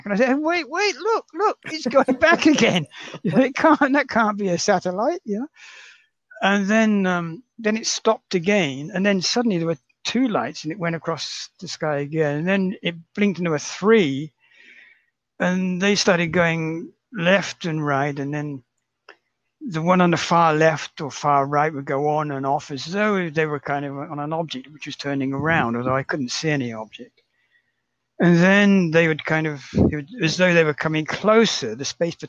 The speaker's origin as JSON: {"language": "English", "town": "Reading", "region": "South East England", "country": "United Kingdom", "tie": "born or raised there", "also_born_or_lived": "London", "moved": "as an adult", "lives_now": "Osaka, Japan", "said": "my hometown of Reading"}